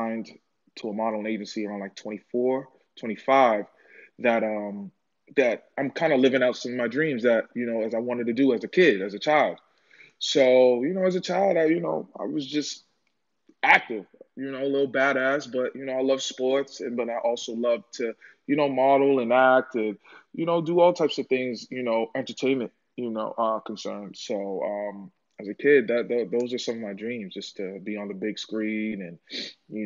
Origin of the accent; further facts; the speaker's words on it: Boston, Massachusetts, United States; I'm from Boston, Mass